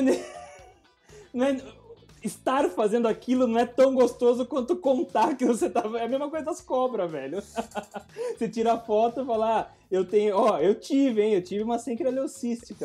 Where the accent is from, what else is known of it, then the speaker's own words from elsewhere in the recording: Brazil; eu sou do Brasil